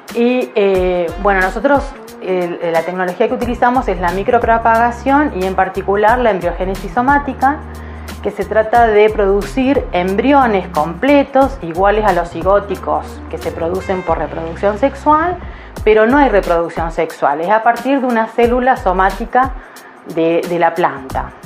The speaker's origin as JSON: {"language": "Spanish", "town": "Esquel", "region": "Chubut", "country": "Argentina", "tie": "born or raised there", "also_born_or_lived": "Córdoba, Argentina", "moved": "as an adult", "said": "Soy patagónica, nacida en Esquel, así que después de unos años de estar en Córdoba decidí volver"}